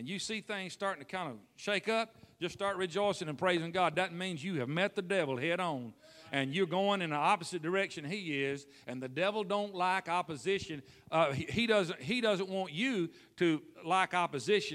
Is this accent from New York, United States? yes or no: no; Tennessee, United States; where I was raised in Tennessee